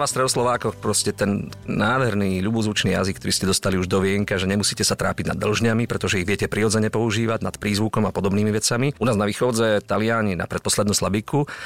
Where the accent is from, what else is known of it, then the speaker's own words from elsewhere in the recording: Krásna Lúka, Prešov Region, Slovakia; tej obce, odkiaľ pochádzam ja, z Krásnej Lúky